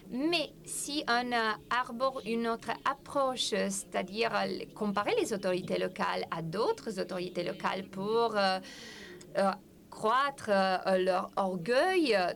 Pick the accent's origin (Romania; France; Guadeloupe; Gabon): Romania; Bucharest; Euh, et c'est peut-être à cause de mon enfance. Euh, j'ai passé mon enfance à Bucarest.